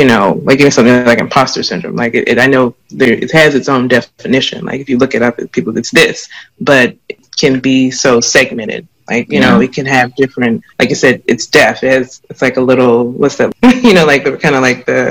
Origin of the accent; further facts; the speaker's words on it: the South, United States; me growing up as a woman in the South, as a Black woman in the South